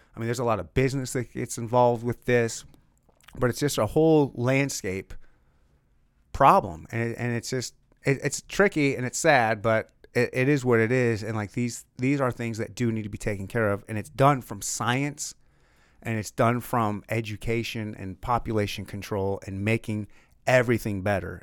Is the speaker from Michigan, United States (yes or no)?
yes; Michigan, United States; I'm from Michigan